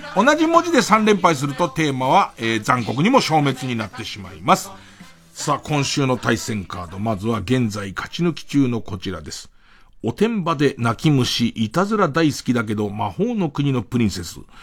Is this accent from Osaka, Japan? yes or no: no; Tokyo, Japan; 江戸っ子だからさ